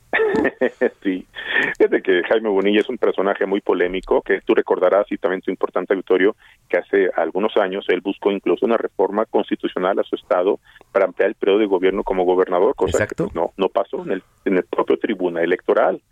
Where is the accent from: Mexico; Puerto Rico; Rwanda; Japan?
Mexico